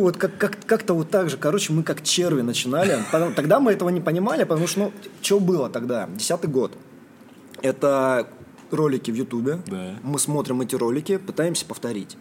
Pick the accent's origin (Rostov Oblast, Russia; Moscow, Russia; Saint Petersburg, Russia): Rostov Oblast, Russia; Morozovsk; moved away; это был маленький город, где я рос, в Ростовской области